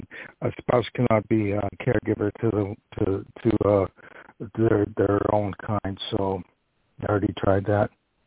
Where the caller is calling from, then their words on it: New York, United States; from New York.